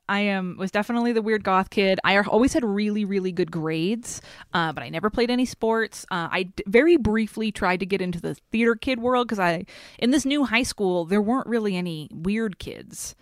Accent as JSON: {"language": "English", "town": "Haverhill", "region": "Massachusetts", "country": "United States", "tie": "born or raised there", "also_born_or_lived": "Los Angeles", "moved": "as an adult", "said": "I grew up in Haverhill, Massachusetts"}